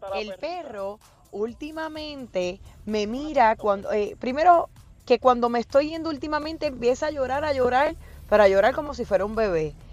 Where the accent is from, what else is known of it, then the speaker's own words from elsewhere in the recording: Puerto Rico; así somos los boricuas